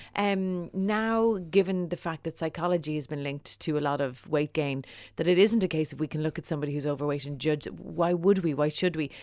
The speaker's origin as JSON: {"language": "English", "country": "Ireland"}